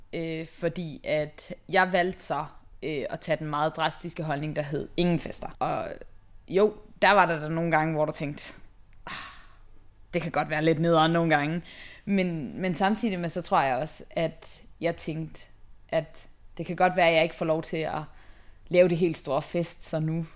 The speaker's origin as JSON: {"language": "Danish", "town": "Haderslev", "region": "Southern Denmark", "country": "Denmark", "moved": "yes", "said": "jeg kommer oprindeligt fra Haderslev, øh, ja, i Sønderjylland"}